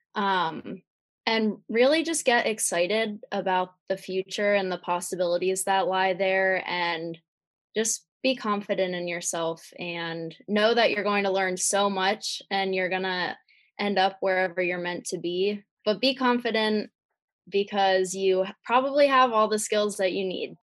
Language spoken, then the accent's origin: English; Lancaster, Pennsylvania, United States; I am from Lancaster, Pennsylvania.